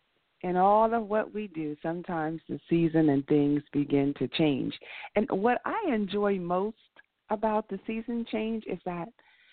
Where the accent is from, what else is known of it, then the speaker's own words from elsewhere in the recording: Washington, District of Columbia, United States; now in Atlanta, United States; no, you're not from D.C. Yeah, I am